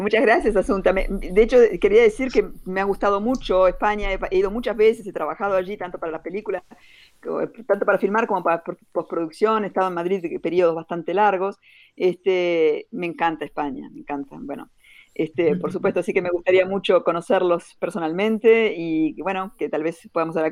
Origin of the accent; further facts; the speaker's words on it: Uruguay; moved away as an adult; also born or lived in Brussels, Belgium; Yo nací, viví mis primeros 25 años en Uruguay